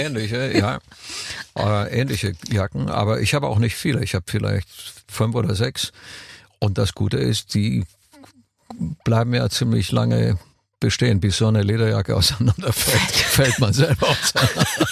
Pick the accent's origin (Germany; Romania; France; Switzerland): Romania; moved away; als Kind in Rumänien